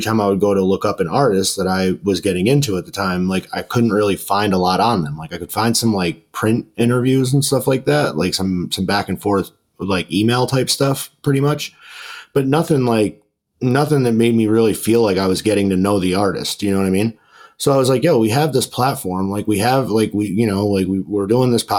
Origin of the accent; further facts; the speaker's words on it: New York, United States; I'm from New York